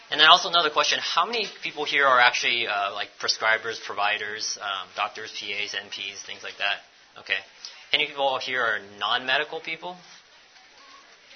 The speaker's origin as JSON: {"language": "English", "country": "United States", "said": "I'm American"}